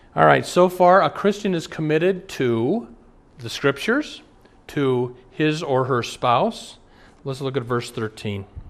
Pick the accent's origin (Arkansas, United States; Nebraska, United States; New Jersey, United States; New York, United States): Nebraska, United States; Omaha; moved away; I'm from Omaha. Years ago, when I'd go home to Omaha